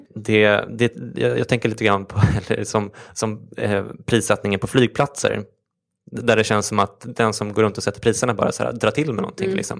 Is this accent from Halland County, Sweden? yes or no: no; Stockholm, Stockholm County, Sweden; är uppväxt i Stockholm